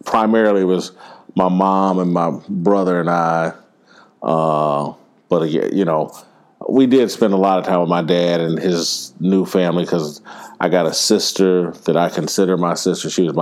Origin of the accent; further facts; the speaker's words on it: Indianapolis, Indiana, United States; I grew up in Indianapolis, Indiana